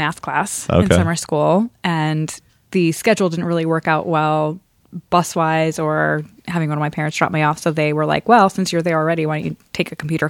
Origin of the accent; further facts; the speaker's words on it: Scarsdale, New York, United States; born or raised there; moved away as an adult; also born or lived in Bronx, New York